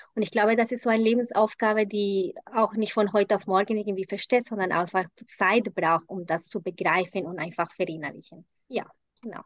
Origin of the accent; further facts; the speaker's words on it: Colombia; first language Spanish; German is a second language; moved away as an adult; now in Germany; Ich bin in Kolumbien geboren und lebe seit 20 Jahren in Deutschland